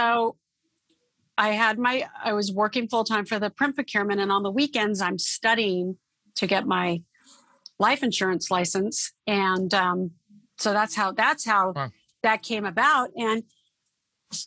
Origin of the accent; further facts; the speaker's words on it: Torrance, California, United States; also born or lived in Oakland, California; I grew up in the South Bay area of California. So I'm a Southern California girl. And I was born in Oakland, California, but moved when I was a baby to the Torrance area and South Bay area.